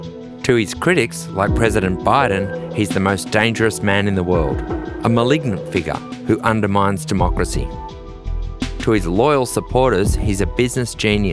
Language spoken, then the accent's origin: English; Australia; as an Australian